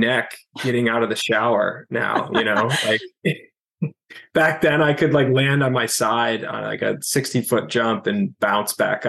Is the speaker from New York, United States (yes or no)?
yes; Syracuse, New York, United States; also born or lived in Raleigh, North Carolina; now in New York City, United States; I grew up in Syracuse, New York, for the most part, and then lived in Raleigh, North Carolina for a couple of years when I was younger.